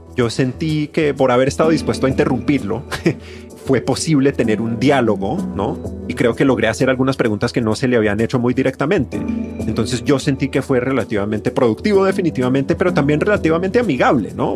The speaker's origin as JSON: {"language": "Spanish", "country": "Colombia", "moved": "yes", "lives_now": "Mexico", "said": "La gente encontró que yo soy colombiano, se dio cuenta de que yo soy colombiano"}